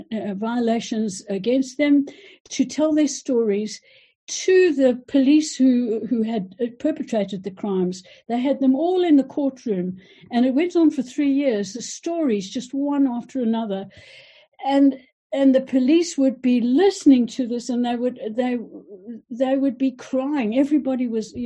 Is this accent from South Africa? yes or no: yes; South Africa; moved away; I am South African, and I went back to South Africa when Nelson Mandela was brought into power.